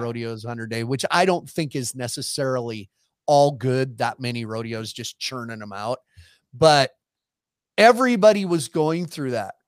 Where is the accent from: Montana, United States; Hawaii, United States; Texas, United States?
Montana, United States; I was from Montana